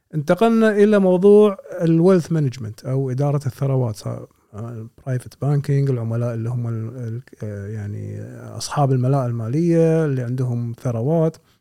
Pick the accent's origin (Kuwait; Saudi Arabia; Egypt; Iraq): Kuwait; كلنا ككويتيين مثلا او كمقيمين في الكويت